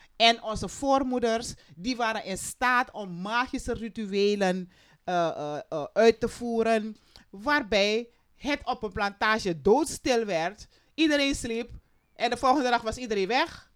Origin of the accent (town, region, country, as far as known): Suriname